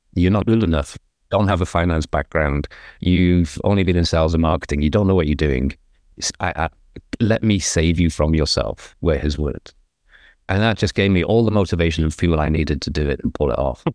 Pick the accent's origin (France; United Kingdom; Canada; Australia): United Kingdom; England; now in Southern California, United States; I'm English, obviously, but I'm living in America, in Southern California